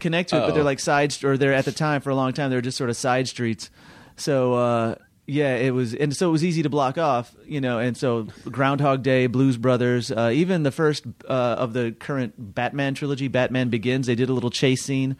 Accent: Waukegan, Illinois, United States; I'm an Armenian from Waukegan

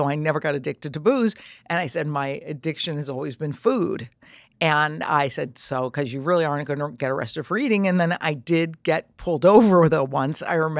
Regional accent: Trumbull, Connecticut, United States; born or raised there

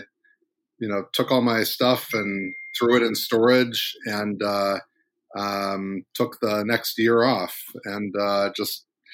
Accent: Missouri, United States; moved away; also born or lived in Washington, D.C. / Cambridge, Massachusetts; my home state of Missouri

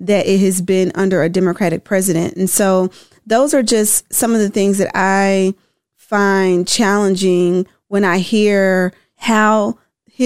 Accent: Tennessee, United States; I'm from Tennessee.

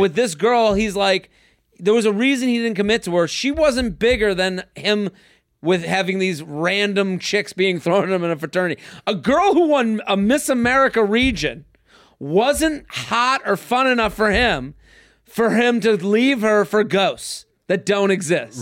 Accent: Boston, Massachusetts, United States; I'm from Boston. We, I used to go to Maine every summer

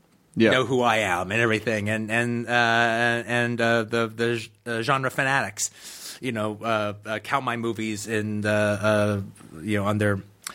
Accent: Los Angeles, California, United States; also born or lived in Tennessee; I was born in Tennessee, but I was raised pretty much in Los Angeles.

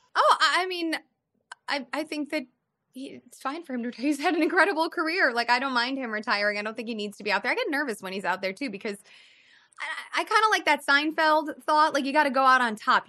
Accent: Midwest, United States; now in Los Angeles, United States; I'm from the Midwest

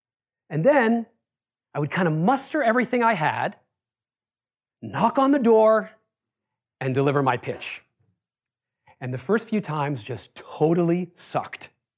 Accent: Worcester, Massachusetts, United States; So I grew up in Worcester, Massachusetts. Any of you know Worcester? A couple of you. It's about it's a working class city about an hour west of Boston.

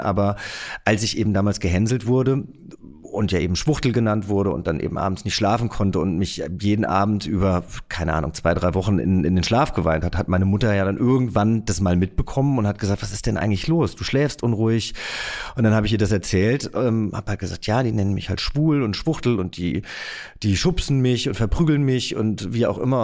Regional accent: near Giessen, Hesse, Germany; Ich bin ja in der Nähe von Gießen groß geworden

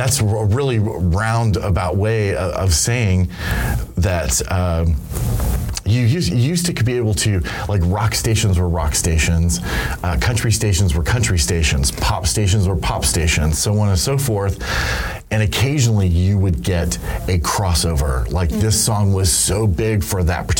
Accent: Dallas, Texas, United States; also born or lived in Los Angeles, United States; I grew up in Los Angeles and Dallas primarily, and in both of those cities

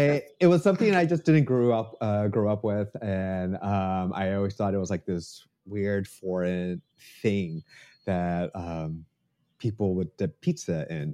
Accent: Oklahoma, United States; I grew up in Oklahoma.

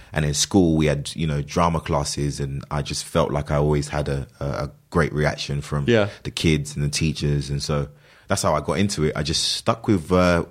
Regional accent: London, United Kingdom; No, I mean, I was born and raised in London.

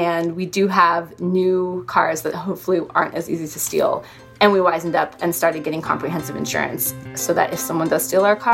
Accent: Washington, United States; Um, I'm from Washington State, but he's actually from Hawaii.

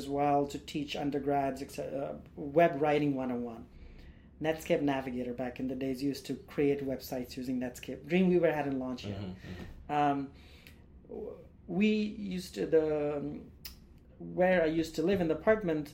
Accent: India; moved away as an adult; now in United States; as an Indian guy

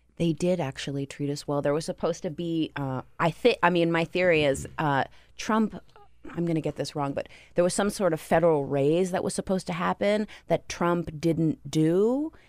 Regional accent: Toms River, New Jersey, United States; I'm from Tom's River

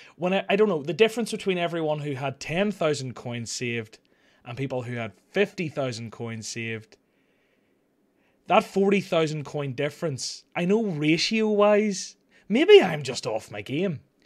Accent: Ireland

